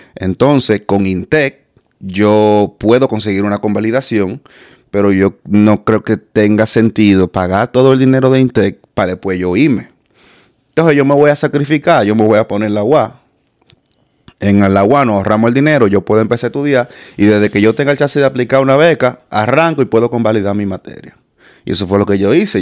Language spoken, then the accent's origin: Spanish; Dominican Republic; moved away as an adult; also born or lived in Los Corales del Sur; yo originalmente desde de, la Isabelita